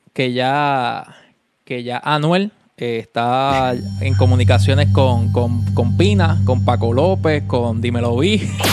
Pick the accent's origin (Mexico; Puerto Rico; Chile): Puerto Rico; Vega Baja; Había tapón para, para janguear acá en, mi pueblito, en Vega Baja.